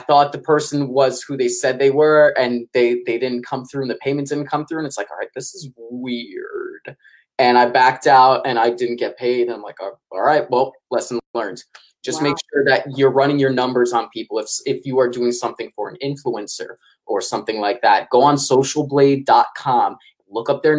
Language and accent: English; New York City, New York, United States; I'm from New York City